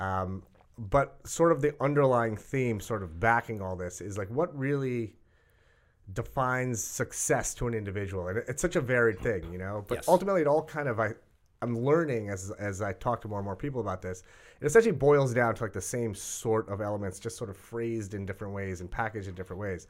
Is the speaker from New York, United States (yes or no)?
yes; Rockville Centre, New York, United States; we grew up on the South Shore of Long mm-hmm. Island